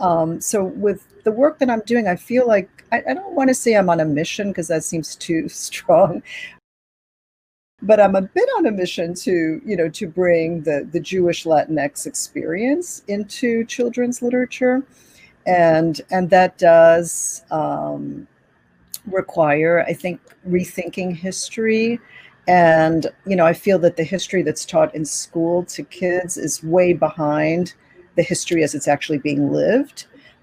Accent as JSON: {"language": "English", "country": "Cuba", "tie": "born there", "first_language": "Spanish", "second_language": "English", "said": "I speak Spanish fluently. I grew up speaking Spanish. I was born in Cuba. I speak Spanish every day to my parents."}